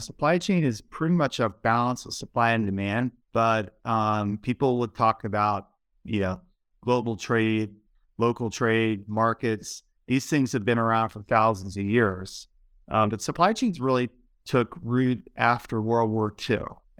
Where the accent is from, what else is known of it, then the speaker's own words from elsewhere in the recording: Baltimore, Maryland, United States; moved away; also born or lived in Sweden / Denver; I grew up in Baltimore, Maryland, pretty much right when the deindustrialization started to happen to the country, and it really affected the city where I grew up.